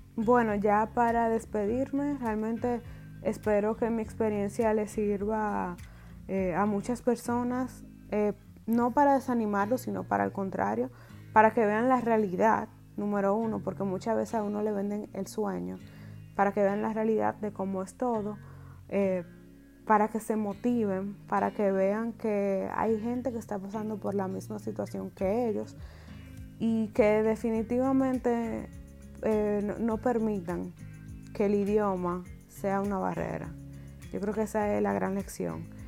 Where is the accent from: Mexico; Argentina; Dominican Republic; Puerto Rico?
Dominican Republic; moved away as an adult; now in Germany; He vivido la mayor parte de mi vida hasta ahora allá, o sea, estuve hasta mis 25 años allá